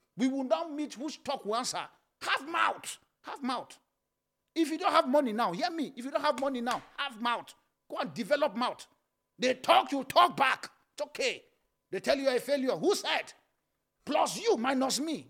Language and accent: English; Nigeria; born or raised there